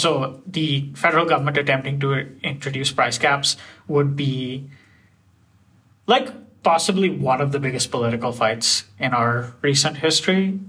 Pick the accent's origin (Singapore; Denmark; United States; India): India; now in Canada; I grew up in India